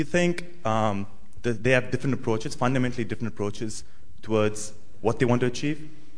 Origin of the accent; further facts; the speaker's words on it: Delhi, India; I'm from Delhi.